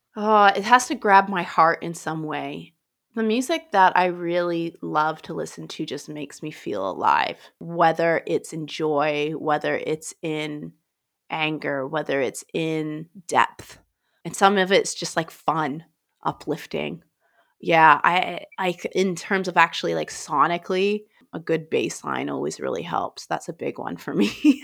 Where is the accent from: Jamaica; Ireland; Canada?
Canada; Grand Forks, British Columbia; moved away as an adult; now in London, United Kingdom; Grand Forks, British Columbia, Canada, where I'm from